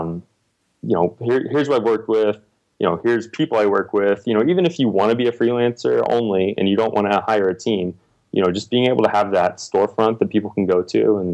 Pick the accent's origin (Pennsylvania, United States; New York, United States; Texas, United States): Texas, United States; also born or lived in Indiana; now in Austin, United States; I'm from Texas originally